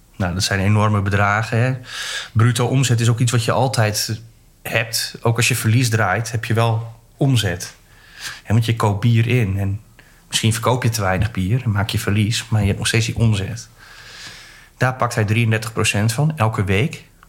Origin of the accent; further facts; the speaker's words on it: Groningen, Netherlands; moved away; ik kom uit Groningen